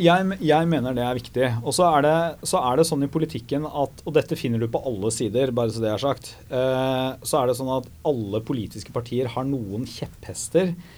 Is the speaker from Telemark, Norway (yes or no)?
yes; Porsgrunn, Telemark, Norway; Hydro hjemme i Porsgrunn